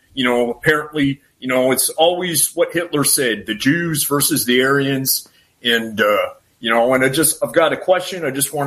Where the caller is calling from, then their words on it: Canada; I'm calling from the cold climate of Canada. That's where I'm calling from.